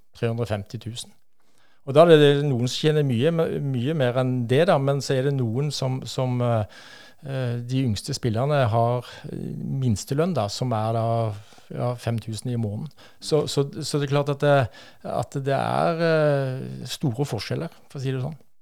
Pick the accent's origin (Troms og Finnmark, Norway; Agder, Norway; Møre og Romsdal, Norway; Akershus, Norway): Akershus, Norway; Asker; also born or lived in Bryne, Rogaland; så ble jeg født på Bryne. og Vokste opp på Fjogstadfeltet på Hana